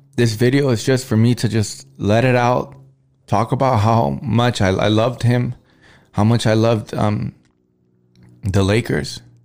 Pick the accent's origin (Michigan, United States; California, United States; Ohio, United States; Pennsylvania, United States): California, United States; Los Angeles; I was from Los Angeles